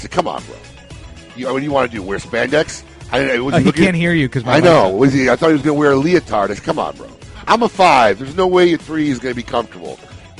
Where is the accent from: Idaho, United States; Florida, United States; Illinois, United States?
Illinois, United States; Chicago; born or raised there; moved away